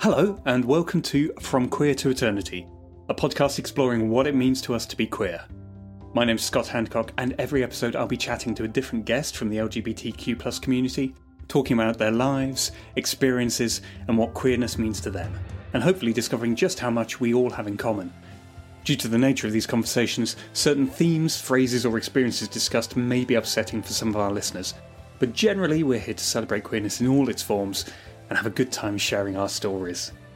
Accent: Midlands, United Kingdom; you're another Midlander like me

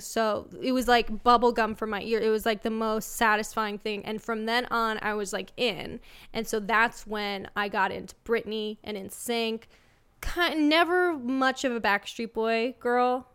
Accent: Los Angeles, California, United States; I'm from L A.

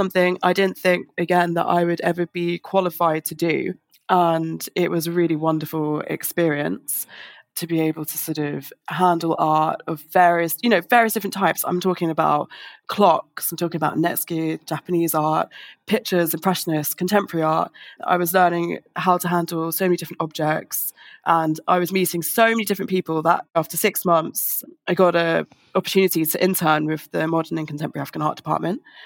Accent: London, United Kingdom; I'm from London, lived in London my whole life

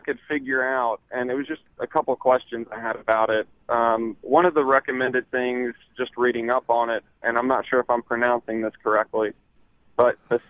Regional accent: Columbus, Mississippi, United States; Well, I'm from Columbus, but I'm going through Okolona right now.

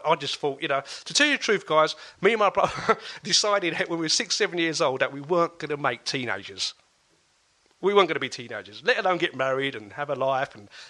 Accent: London, United Kingdom; born or raised there; moved away as an adult; now in Essex, United Kingdom

